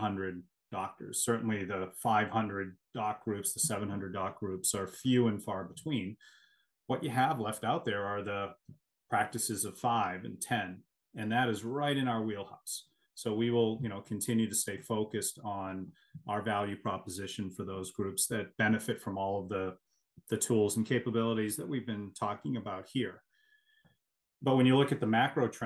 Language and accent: English; Connecticut, United States; my home state